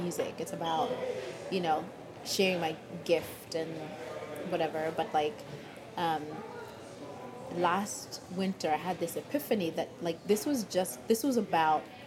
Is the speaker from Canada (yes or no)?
no; Kenya; now in Seattle, United States; growing up in Kenya